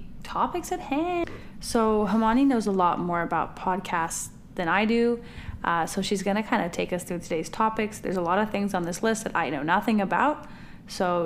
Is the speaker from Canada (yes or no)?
yes; Canada; My family's from the southern part of the country, and I was born and raised in Canada.